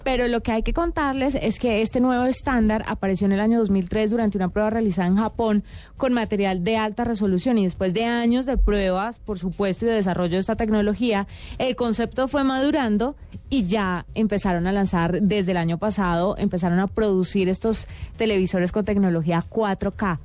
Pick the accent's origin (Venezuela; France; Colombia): Colombia; Buga, Valle del Cauca; moved away; en Buga Valle, de donde yo vengo